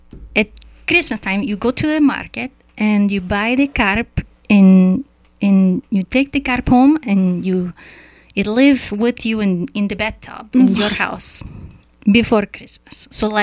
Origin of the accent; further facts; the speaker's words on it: Czechia; English is a second language; Tak, ahoy. … I am from Czech Republic.